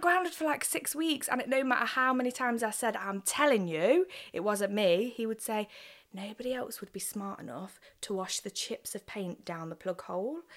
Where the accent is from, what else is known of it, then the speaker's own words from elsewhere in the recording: Nottingham, East Midlands, United Kingdom; also born or lived in Worksop / West Bridgford / Arnold; I grew up in Nottingham, born and bred, um, lived in Arnold almost all of my life